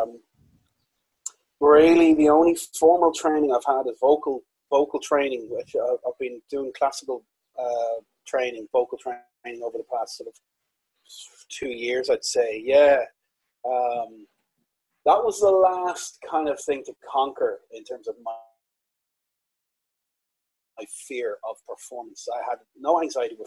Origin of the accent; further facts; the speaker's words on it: County Wicklow, Ireland; I'm Irish, I'm in Ireland as we speak